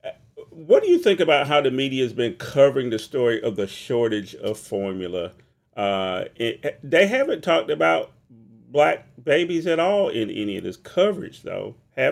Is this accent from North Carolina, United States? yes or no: yes; Harnett County, North Carolina, United States; I'm from Harnett County.